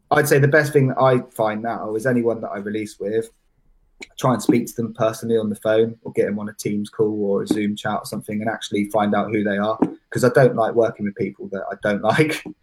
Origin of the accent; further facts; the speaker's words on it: Bath, Bristol area, South West England, United Kingdom; also born or lived in Truro, Cornwall / Essex; now in Bristol, United Kingdom; I moved from Cornwall when I was about four or five, so I've been okay. Bath, Bristol area my whole life